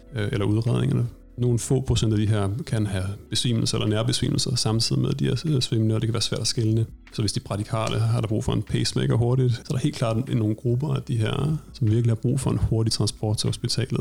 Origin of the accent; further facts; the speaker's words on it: Denmark; moved away as an adult; now in Stockholm, Sweden; Jeg er oprindeligt fra Danmark og har taget min uddannelse via Danmark